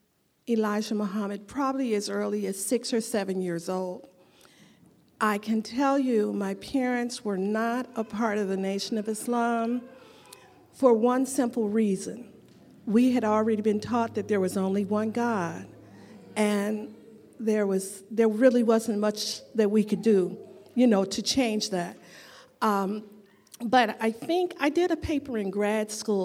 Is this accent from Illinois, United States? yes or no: yes; Chicago, Illinois, United States; I was born and raised in Chicago.